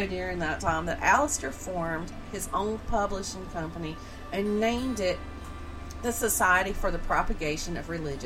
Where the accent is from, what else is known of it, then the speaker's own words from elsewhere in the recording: the South, United States; accent: southern; my southern backward accent